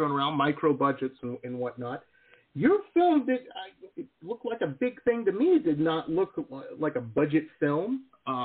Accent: Detroit, Michigan, United States; I grew up in Metro Detroit up in Michigan

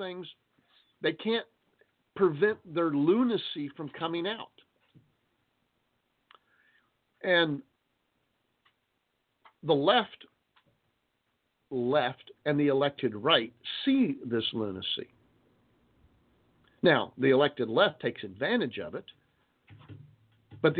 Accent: United States; We know we have rights as Americans

